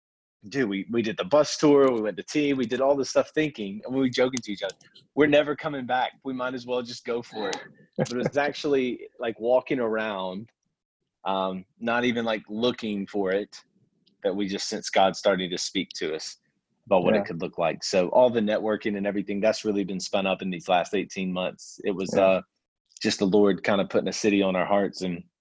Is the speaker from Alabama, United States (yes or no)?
yes; Montgomery, Alabama, United States; moved away as an adult; also born or lived in Auburn, Alabama / Raleigh, North Carolina; now in London, United Kingdom; born and raised in Montgomery, Alabama. Was at Auburn from 2004 to 2008, War Eagle, 10 good years in Raleigh, North Carolina, and been in London for 13 months now.